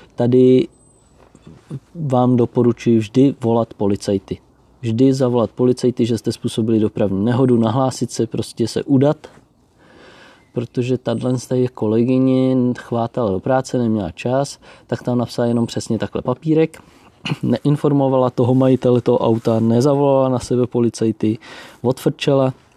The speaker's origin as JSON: {"language": "Czech", "country": "Czechia", "moved": "as an adult", "lives_now": "Austria", "said": "u nás v Čechách"}